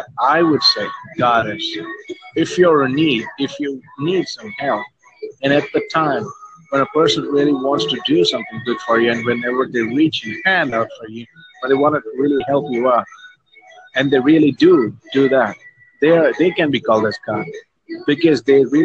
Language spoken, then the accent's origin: English; India; I'm actually in a country where we have a lot of religions, I'd say. I'm an Indian